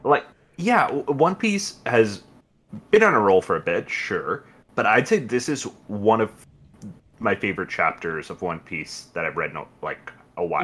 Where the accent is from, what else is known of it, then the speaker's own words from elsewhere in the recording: India; As an Indian